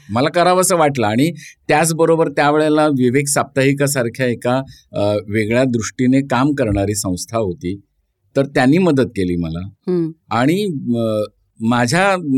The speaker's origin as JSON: {"language": "Marathi", "town": "Chiplun", "region": "Maharashtra", "country": "India", "tie": "born or raised there", "moved": "yes", "lives_now": "Mumbai, India", "said": "मी कोकणातला आहे मी गुहागर चिपळूण चिपळूणला माझा जन्म झाला"}